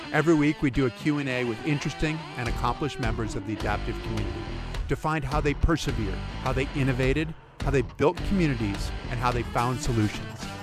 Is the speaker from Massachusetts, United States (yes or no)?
yes; Massachusetts, United States; I come from Massachusetts